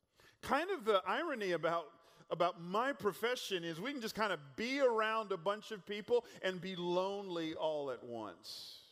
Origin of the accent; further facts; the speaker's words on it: California, United States; Again, our family moved here a couple years ago from California. They say we're from Northern California, the Bay Area, but if you look at the map, that's actually Central California.